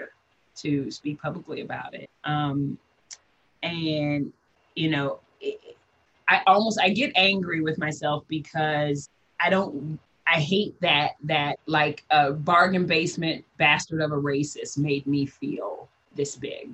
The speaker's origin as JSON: {"language": "English", "region": "Midwest", "country": "United States", "moved": "yes", "said": "I come from the Midwest. I'm from the country."}